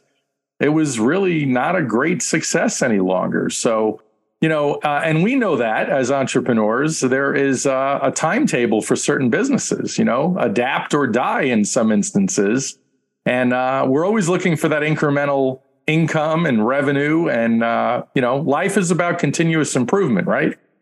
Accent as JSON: {"language": "English", "region": "New York", "country": "United States", "said": "I'm a guy from New York"}